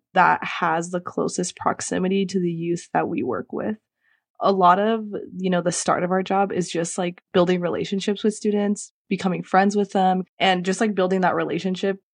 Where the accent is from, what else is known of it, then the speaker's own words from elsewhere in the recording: Chula Vista, California, United States; I'm originally from Chula Vista, California, which is one of the most southern parts of San Diego. So I grew up in a border community